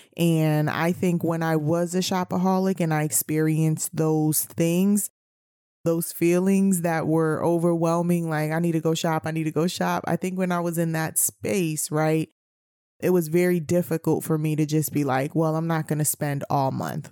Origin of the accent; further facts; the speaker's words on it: New York City, New York, United States; I grew up in New York City